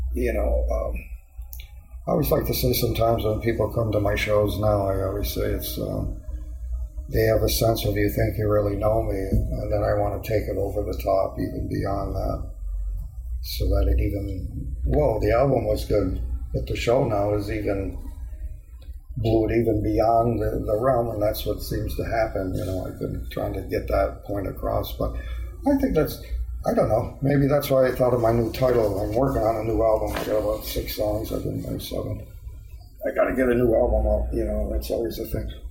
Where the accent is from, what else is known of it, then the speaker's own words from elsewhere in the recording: Endicott, New York, United States; moved away as an adult; now in San Diego, United States; growing up in Endicott, you know, I spent 24 years there.